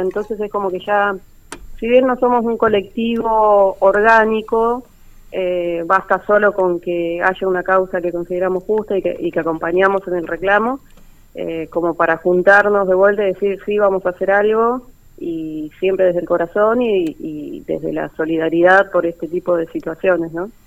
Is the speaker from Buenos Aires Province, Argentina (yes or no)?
no; Trelew, Chubut, Argentina; moved away as an adult; now in Buenos Aires, Argentina; yo vivo en Capital Federal, si bien soy de Trelew, hace cerca de 10 años que ya estoy desarrollando mi carrera acá